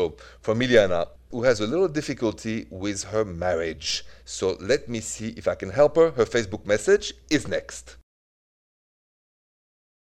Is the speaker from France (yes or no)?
yes; Paris, Île-de-France, France; accent: French; English is a second language; moved away as an adult; also born or lived in Midwest, United States; now in United States; it is straight from Paris